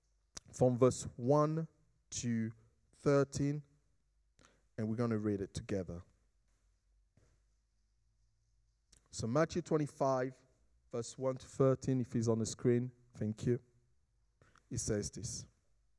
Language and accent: English; Jamaica; as a Jamaican we say, let God do his thing